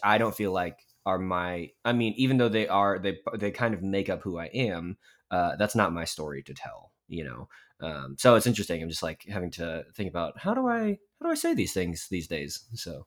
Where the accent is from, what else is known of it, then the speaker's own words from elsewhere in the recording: Dallas, Texas, United States; also born or lived in Daegu, South Korea; I grew up in the Carrollton Farmers Branch part of Dallas, um, which is like a northern suburb.